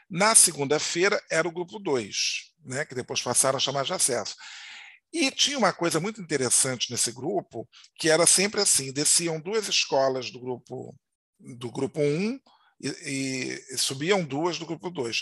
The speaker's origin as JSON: {"language": "Portuguese", "region": "Rio de Janeiro", "country": "Brazil", "tie": "born or raised there", "said": "fui criado em Madureira"}